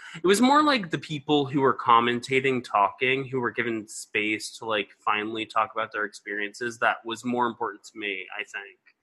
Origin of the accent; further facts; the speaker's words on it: Atlanta area, Georgia, United States; the Atlanta area, and that's where I grew up